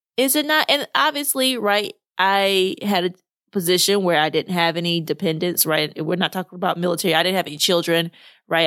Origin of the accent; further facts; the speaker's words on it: Arkansas, United States; moved away; I grew up in Arkansas